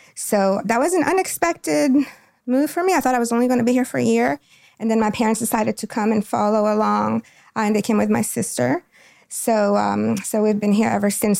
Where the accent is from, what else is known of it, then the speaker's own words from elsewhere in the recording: Quito, Pichincha, Ecuador; now in Goldsboro, United States; I'm from Quito, Ecuador. Quito is the capital of Ecuador. Um, my home, where I was born and raised